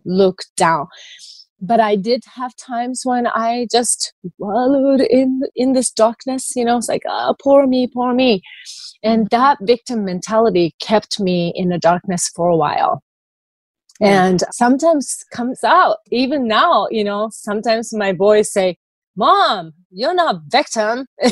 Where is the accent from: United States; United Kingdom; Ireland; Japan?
Japan; moved away; I grew up in Japanese culture.